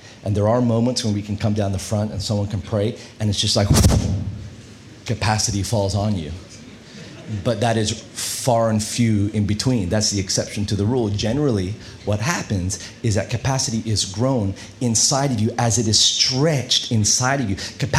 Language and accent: English; Australia; And I'm Australian. Accent, I know it's a bit weird. I put it on because Kate likes the American accent. I got her, so I win. But we're Aussie, but we went to the U.S.